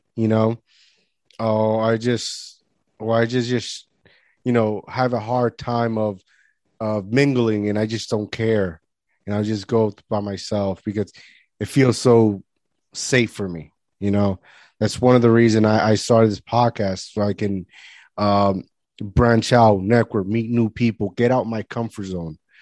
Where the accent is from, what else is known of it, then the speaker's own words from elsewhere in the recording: Puerto Rico; moved away; also born or lived in Florida; growing up in Puerto Rico